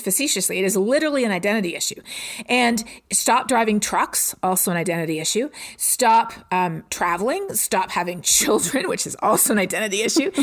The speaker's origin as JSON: {"language": "English", "country": "Canada", "tie": "born or raised there", "moved": "as an adult", "lives_now": "Texas, United States", "said": "growing up in Canada"}